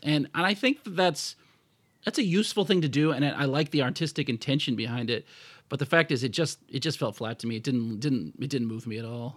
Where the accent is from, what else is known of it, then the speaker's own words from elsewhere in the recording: United States; status as an American citizen